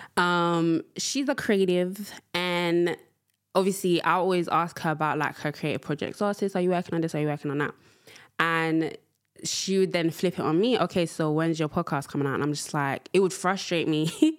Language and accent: English; London, United Kingdom; also born or lived in Angola; I am from London town.